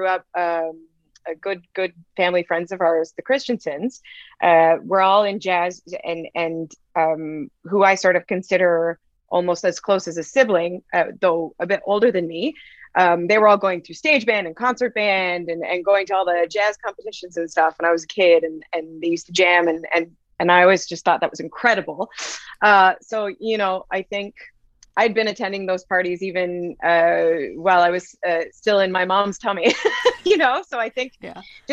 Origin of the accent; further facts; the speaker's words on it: Nanaimo, British Columbia, Canada; I'm from Nanaimo